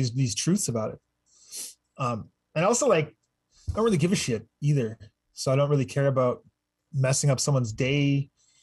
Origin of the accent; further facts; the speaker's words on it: Fort McMurray, Alberta, Canada; also born or lived in Piikani Nation, Alberta; now in Calgary, Canada; then we moved up to Fort Mac in 89. And then I grew up there and graduated